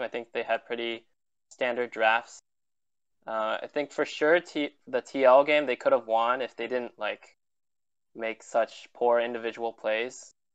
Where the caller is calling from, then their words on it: Milpitas, California, United States; I'm calling from Milpitas, California